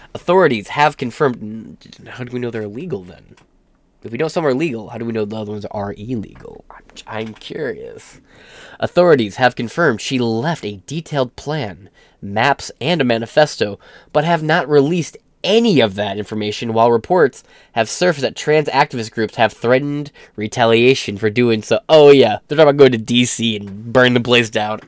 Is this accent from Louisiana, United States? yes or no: no; Michigan, United States; I'm from Michigan